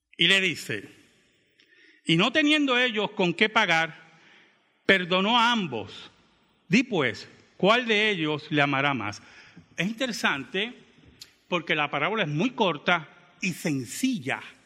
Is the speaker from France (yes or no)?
no; Bayamón, Puerto Rico; born or raised there; also born or lived in Santurce, Puerto Rico